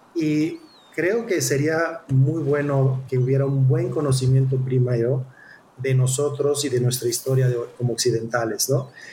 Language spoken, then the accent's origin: Spanish; Mexico; nosotros como mexicanos